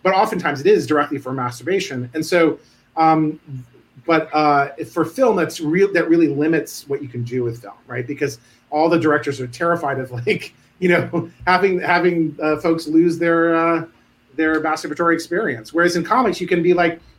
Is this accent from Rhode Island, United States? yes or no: yes; Providence, Rhode Island, United States; I grew up in Providence. I'm a townie.